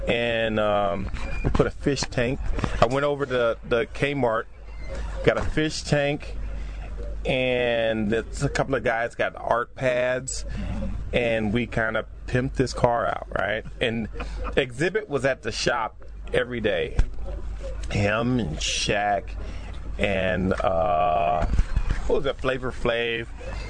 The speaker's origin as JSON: {"language": "English", "town": "Compton", "region": "California", "country": "United States", "said": "I'm from Compton"}